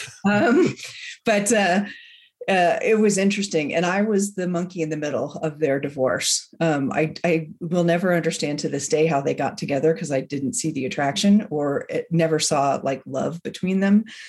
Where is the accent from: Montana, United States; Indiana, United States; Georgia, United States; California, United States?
California, United States; San Francisco Bay Area; moved away as an adult; now in Bend, United States; I am from the San Francisco Bay Area, but I live in Bend, Oregon